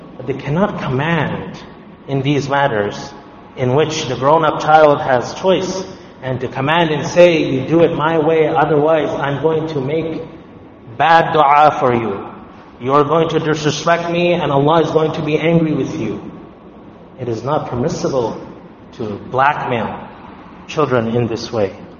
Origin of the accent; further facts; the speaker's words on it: Canada; also born or lived in Ottawa; As Canadian Muslims